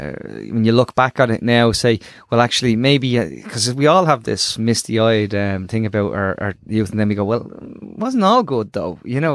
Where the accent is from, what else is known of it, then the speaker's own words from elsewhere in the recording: Dublin, Leinster, Ireland; I came from Ballymun